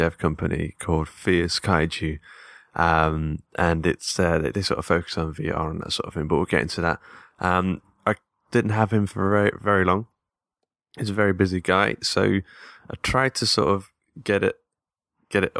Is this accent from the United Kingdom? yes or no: yes; Mansfield, East Midlands, United Kingdom; my hometown of Mansfield, which is in the Midlands